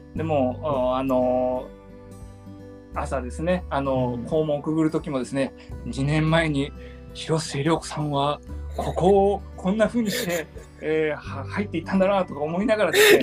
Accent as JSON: {"language": "Japanese", "region": "Hiroshima", "country": "Japan", "tie": "born or raised there", "said": "僕あの広島県、うん、出身"}